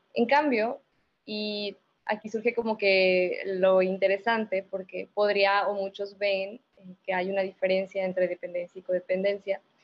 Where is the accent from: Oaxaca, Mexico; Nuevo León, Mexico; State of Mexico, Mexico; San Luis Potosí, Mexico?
San Luis Potosí, Mexico; moved away as an adult; now in Monterrey, Mexico; yo soy originaria de San Luis, y pues me vine acá a Monterrey a la maestría